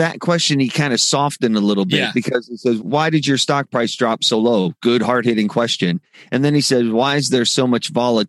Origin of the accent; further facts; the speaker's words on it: Midwest, United States; I grew up in the Midwest.